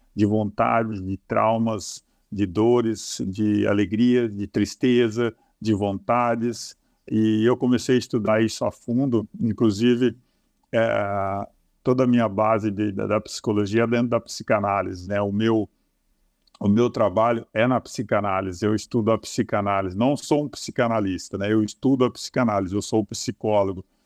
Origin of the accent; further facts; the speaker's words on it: Marialva, Paraná, Brazil; Eu sou oriundo do norte do estado do Paraná, né? Nasci na cidade de Marialva